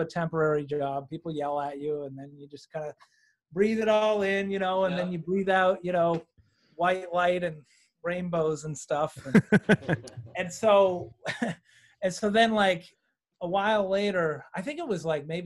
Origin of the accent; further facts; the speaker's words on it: Lincolnville, Maine, United States; I grew up in Lincolnville